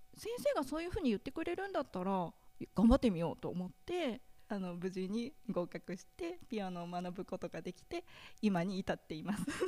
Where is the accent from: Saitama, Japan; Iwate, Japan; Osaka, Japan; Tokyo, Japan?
Saitama, Japan; Iruma; moved away as an adult; now in Nikaho, Japan; 私は、えー、埼玉県の入間市というところの出身です